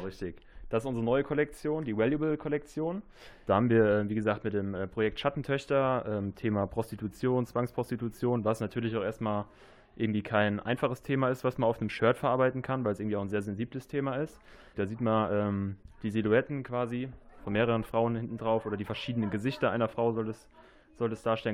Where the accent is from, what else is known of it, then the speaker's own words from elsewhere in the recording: Bobach, North Rhine-Westphalia, Germany; komme hier gebürtig aus Bobach, habe hier boah, 23 Jahre meines Lebens verbracht